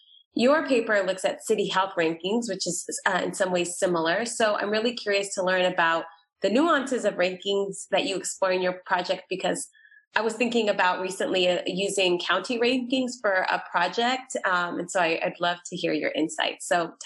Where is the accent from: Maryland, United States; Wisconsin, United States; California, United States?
California, United States; I'm from California